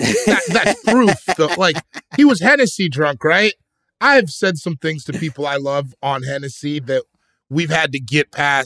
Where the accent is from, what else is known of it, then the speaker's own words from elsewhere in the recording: Colorado, United States; I'm from Colorado.